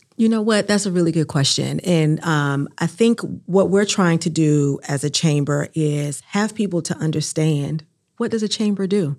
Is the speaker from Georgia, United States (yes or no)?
no; New Bern, North Carolina, United States; now in Durham, United States; I'm originally from New Bern, North Carolina, and I'm a Southern Black woman